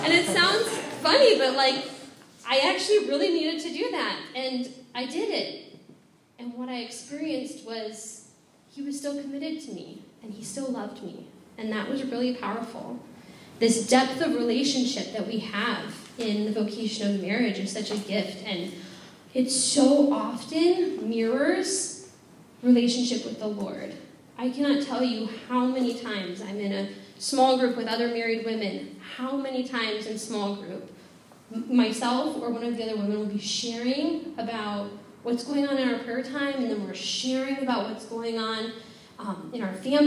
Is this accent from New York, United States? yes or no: no; Minnesota, United States; I grew up, as John said, I'm from Minnesota